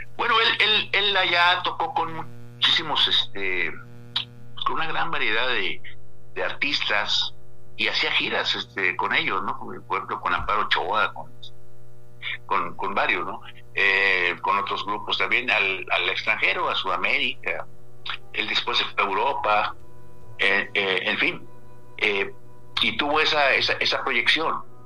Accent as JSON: {"language": "Spanish", "town": "La Paz", "region": "Baja California Sur", "country": "Mexico", "tie": "born or raised there", "said": "ambos somos de, nativos de La Paz, de familias fundadoras"}